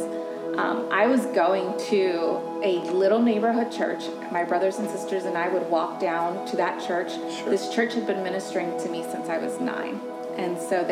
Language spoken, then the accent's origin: English; Maryland, United States; also born or lived in California; now in Virginia, United States; I didn't grow up in Virginia. I'm originally from Maryland, was born in California, so just did a couple moves